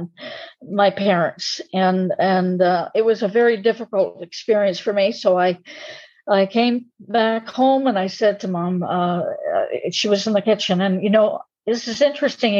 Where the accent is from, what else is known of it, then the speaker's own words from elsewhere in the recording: Camp X, Ontario, Canada; I was born in Campex, a Canadian citizen by birth